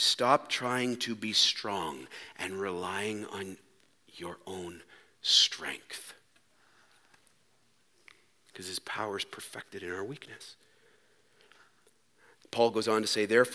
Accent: Canada; We're Canadian

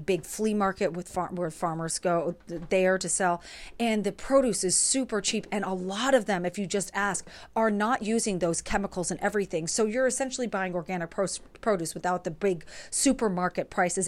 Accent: New York, United States; moved away as an adult; now in Pittsburgh, United States; I am originally from New York. I moved, I was there from two thousand three to twenty twenty-two, and now I currently live in Pittsburgh

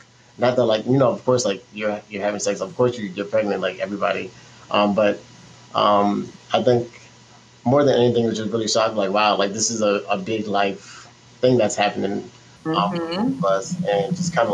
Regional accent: New York City, New York, United States; moved away as an adult; also born or lived in New Orleans; now in South Florida, United States; my hometown, Brooklyn, New York, is where I'm from. So I'm from Brooklyn all day

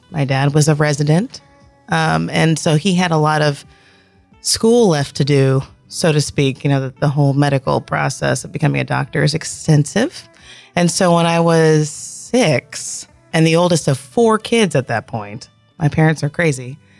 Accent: Columbus, Georgia, United States; I grew up in North Columbus. Went to school through middle school at Brookstone.

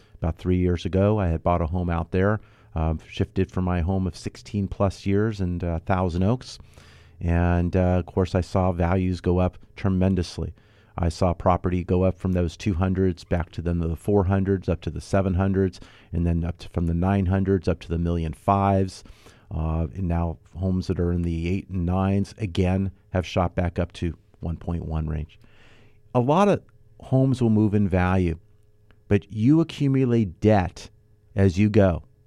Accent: Los Angeles, California, United States; I grew up here in the Southern California. I grew up in the San Fernando Valley in North Hollywood area

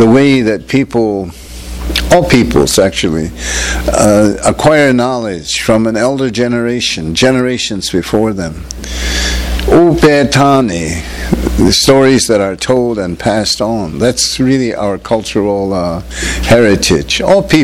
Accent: Acoma Pueblo, New Mexico, United States; also born or lived in Albuquerque, New Mexico; I'm from Acoma Pueblo in New Mexico. As some of you know, it's out west, you know, where I grew up in New Mexico, partly on the homeland, which is usually known as the Acoma Pueblo Reservation

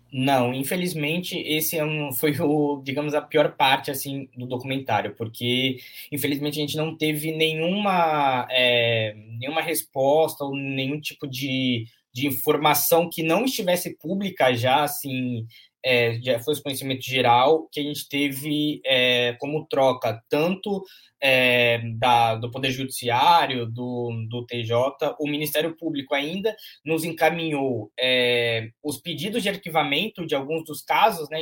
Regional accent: Santos, São Paulo, Brazil; Eu sou nascido e criado em, em Santos, né, no bairro Castelo, lá na, na zona noroeste

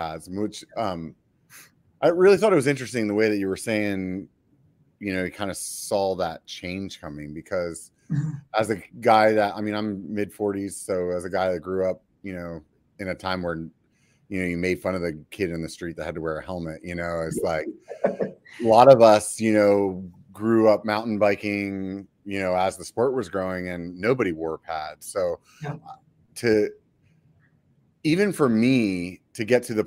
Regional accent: York, Pennsylvania, United States; York, like the peppermint patty

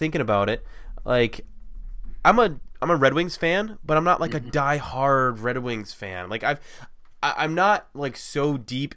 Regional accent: Ohio, United States; I'm from Ohio

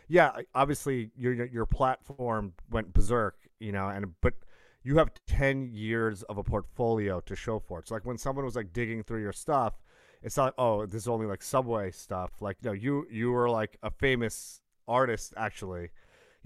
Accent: Brooklyn, Long Island, New York, United States; I was born in Brooklyn, but then we moved out to the burbs

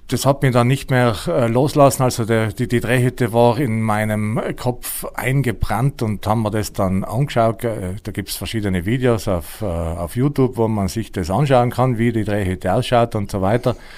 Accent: Tschars, Trentino-Alto Adige, Italy; now in Schwangau, Germany; Ich komme aus Chars, das ist im Finchgau, uh, unweit von Meran, 20 Kilometer uh, von Meran Richtung Reschenpass

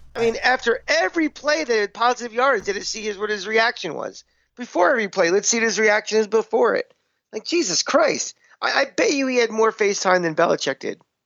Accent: New York, United States; as a Giant fan and as a New Yorker

